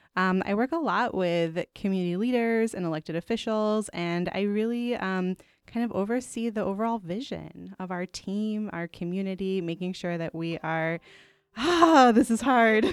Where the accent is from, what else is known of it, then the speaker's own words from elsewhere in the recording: Pittsburgh, Pennsylvania, United States; now in Chicago, United States; my hometown of Pittsburgh, Pennsylvania